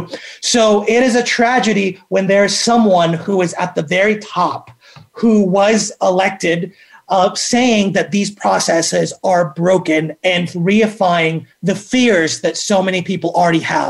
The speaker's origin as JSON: {"language": "English", "town": "Atlanta", "region": "Georgia", "country": "United States", "tie": "born or raised there", "also_born_or_lived": "Philippines / Washington, District of Columbia, United States / New York / Connecticut"}